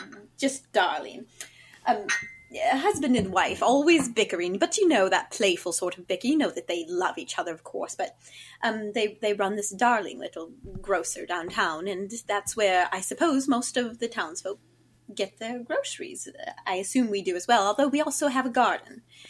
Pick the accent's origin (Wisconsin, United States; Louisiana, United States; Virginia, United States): Virginia, United States; As I mentioned, I'm from Virginia.